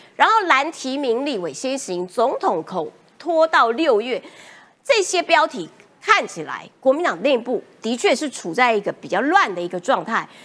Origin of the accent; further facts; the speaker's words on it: Kaohsiung, Taiwan; 高雄女孩是像我这样